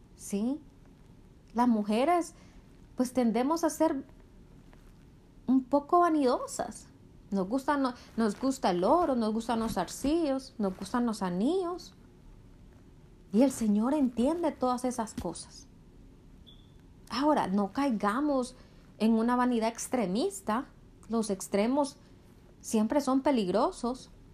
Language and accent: Spanish; Honduras; en Honduras, el país de donde yo soy